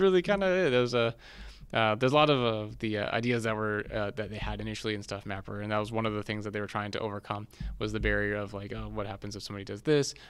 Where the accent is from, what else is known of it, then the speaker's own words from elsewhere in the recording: San Diego, California, United States; moved away as an adult; also born or lived in Seattle; born and raised in San Diego